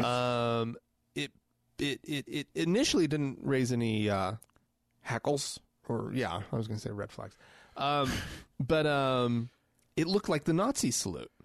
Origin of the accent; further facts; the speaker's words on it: United States; I am an American